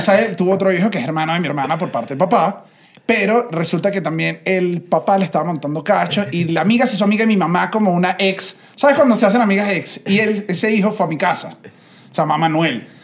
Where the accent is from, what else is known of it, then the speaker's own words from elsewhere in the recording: Venezuela; yo vengo de Venezuela